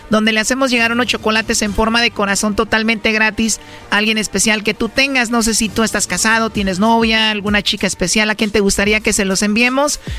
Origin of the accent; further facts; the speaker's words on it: Tepatitlán, Jalisco, Mexico; now in Mexico City, Mexico; Pero yo nací y crecí